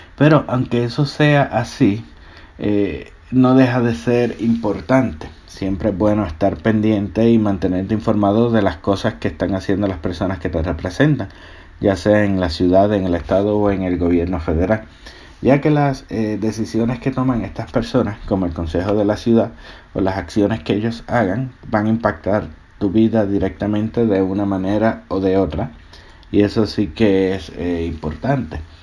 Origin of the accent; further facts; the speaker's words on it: Puerto Rico; now in Georgia, United States; mi isla Puerto Rico.